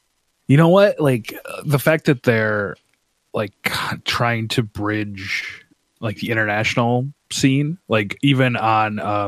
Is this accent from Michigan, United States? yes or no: yes; Detroit, Michigan, United States; moved away; I'm originally from Detroit.